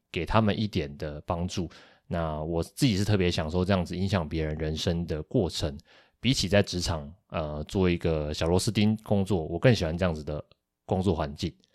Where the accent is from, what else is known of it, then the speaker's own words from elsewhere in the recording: Kaohsiung, Taiwan; 我们两个都是高雄人